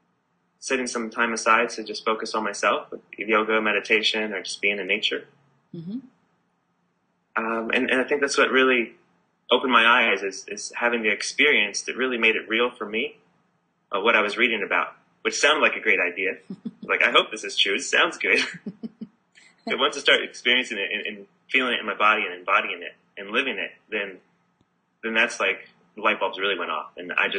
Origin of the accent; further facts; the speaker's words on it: California, United States; now in Byron Bay, Australia; I'm originally from California